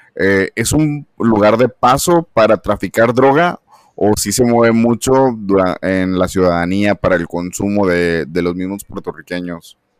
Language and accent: Spanish; Monterrey, Nuevo León, Mexico; yo soy de México, soy de Monterrey